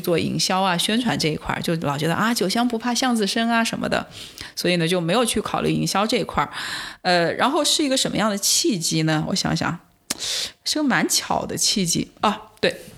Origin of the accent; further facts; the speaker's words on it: Wuhan, Hubei, China; moved away; 我们家是武汉人嘛